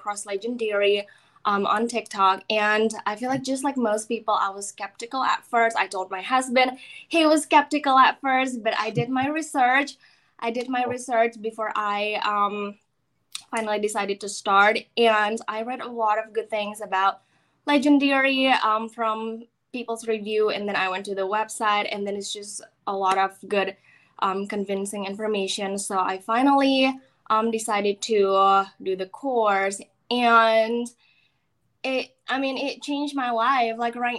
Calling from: Florida, United States; From my house in Florida.

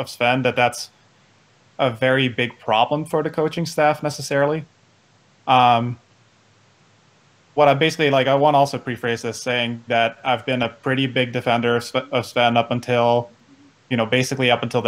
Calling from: Centennial, Colorado, United States; I'm calling from Centennial, Colorado, just outside of Denver.

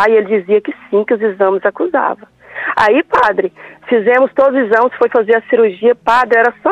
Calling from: Amorinópolis, Goiás, Brazil; Eu falo de Amorinópolis, Goiás, na Fazenda Bela Vista.

